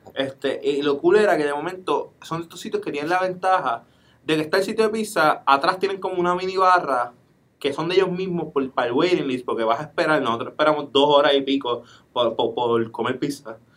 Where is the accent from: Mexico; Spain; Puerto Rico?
Puerto Rico; no parecemos puertorriqueños